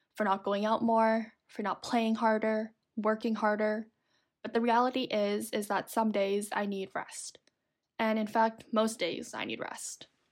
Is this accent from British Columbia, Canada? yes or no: no; Toronto, Ontario, Canada; Growing up in Toronto, there was a decent amount of snow, I would say.